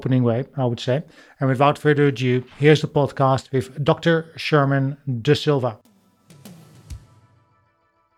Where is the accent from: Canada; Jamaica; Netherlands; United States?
Netherlands; now in United Kingdom; I live in the UK, but my home country is the Netherlands.